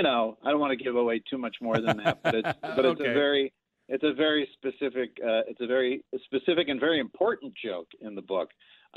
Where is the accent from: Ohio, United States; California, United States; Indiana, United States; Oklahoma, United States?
Ohio, United States; Cincinnati; growing up in Cincinnati. It was, I lived in a lovely town